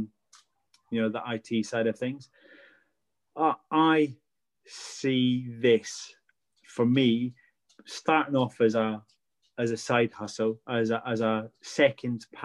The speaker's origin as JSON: {"language": "English", "region": "Scotland", "country": "United Kingdom", "said": "I'm Scottish, so I've got a massive background in fairy lore and folklore"}